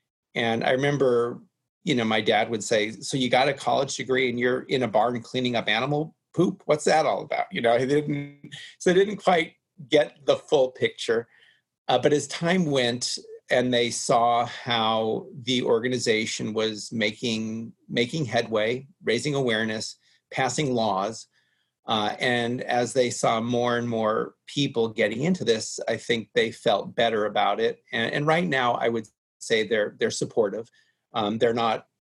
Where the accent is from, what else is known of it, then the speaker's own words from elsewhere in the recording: Los Angeles, California, United States; I grew up in the Hollywood Hills in California and I was near Griffith Park